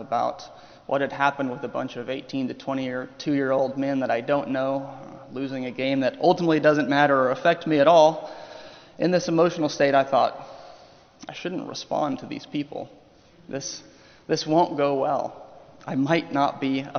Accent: Oklahoma, United States; moved away; also born or lived in Ohio; I am from Oklahoma. I am a lifelong OU Sooners fan

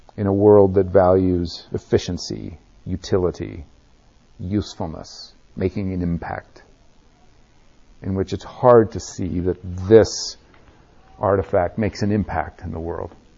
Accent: Nebraska, United States; I grew up in Nebraska

